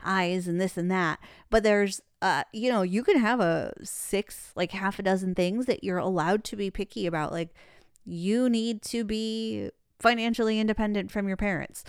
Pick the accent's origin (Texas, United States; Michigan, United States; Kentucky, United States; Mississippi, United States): Michigan, United States; Detroit; now in Phoenix, United States; I'm from Detroit.